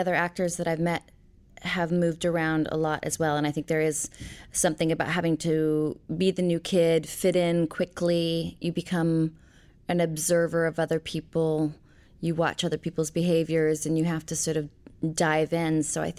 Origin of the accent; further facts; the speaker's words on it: Portland, Oregon, United States; also born or lived in Knoxville, United States / Twin Falls, United States / Fairfax, United States; I was born in Knoxville, Tennessee. I was raised, I would say, primarily in Portland, Oregon, in Twin Falls, Idaho, and Fairfax, Virginia.